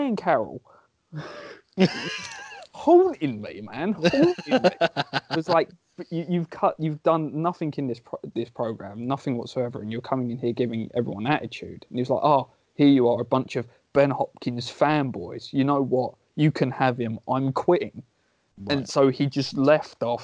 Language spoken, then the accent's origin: English; England, United Kingdom; As any Englishman would